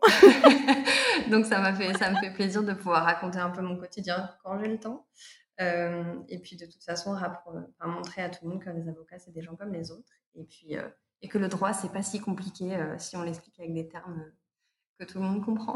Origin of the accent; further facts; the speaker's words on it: Provence-Alpes-Côte d'Azur, France; also born or lived in Paris; now in Toulouse, France; je suis originaire des Alpes-Maritimes